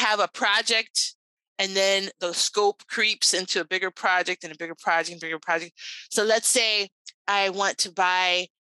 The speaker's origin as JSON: {"language": "English", "country": "Puerto Rico", "tie": "born or raised there", "said": "I'm Cuban American. Now, I was actually born in Puerto Rico"}